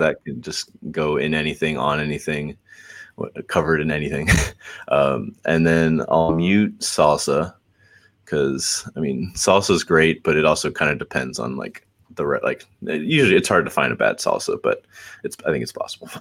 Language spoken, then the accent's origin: English; Atlanta, Georgia, United States; also born or lived in Brazil; I was I was born in Northside Hospital, um, and then lived here for I think about three years.